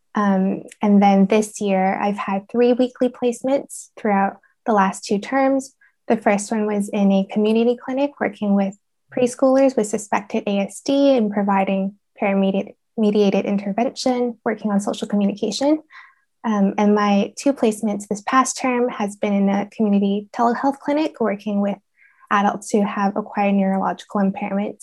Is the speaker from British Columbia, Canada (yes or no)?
yes; Vancouver, British Columbia, Canada; now in Reading, United Kingdom; I'm originally from Vancouver, Canada